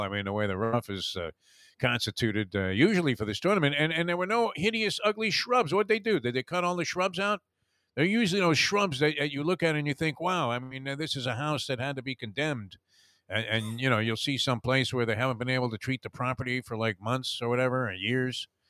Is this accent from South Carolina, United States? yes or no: no; New York, United States; when I was growing up in New York